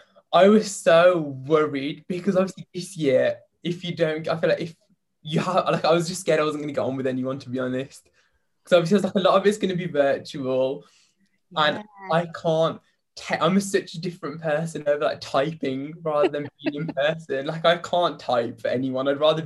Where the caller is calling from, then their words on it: East of England, United Kingdom; I'm zooming in from Hertfordshire.